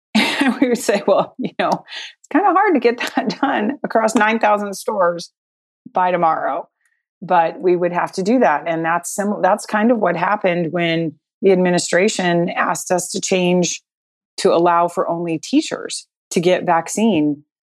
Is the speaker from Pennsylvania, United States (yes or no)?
no; Colorado, United States; moved away as an adult; also born or lived in Midwest; I grew up in Colorado